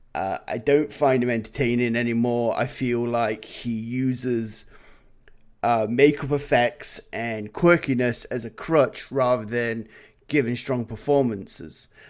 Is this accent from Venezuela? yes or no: no; England, United Kingdom; now in Canada; as an Englishman